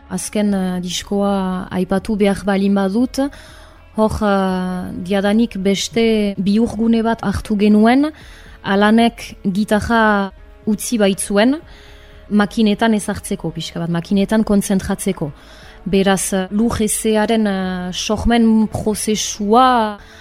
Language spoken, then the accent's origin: Basque; Arbonne, Nouvelle-Aquitaine, France; Arbonakoa naiz jatorriz, bai honan sortua